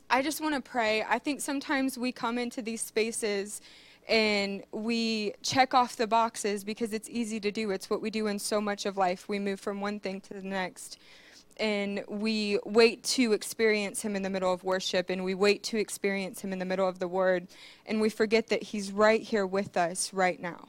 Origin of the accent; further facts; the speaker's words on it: Marion, Ohio, United States; moved away as an adult; I was born and raised in Marion, Ohio. I lived here for 26 years